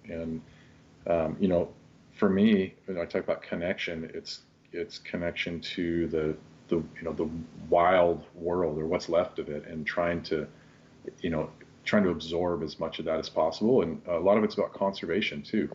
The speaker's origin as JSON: {"language": "English", "town": "Kirkland", "region": "Washington", "country": "United States", "tie": "born or raised there", "also_born_or_lived": "West Seattle", "said": "I grew up in Kirkland, um, you know the home of uh, of Costco"}